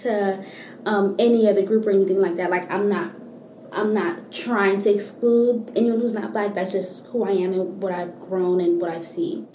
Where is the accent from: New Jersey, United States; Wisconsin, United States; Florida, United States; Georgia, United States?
Florida, United States; Miami; now in Gainesville, United States; I was born and raised in Miami, Florida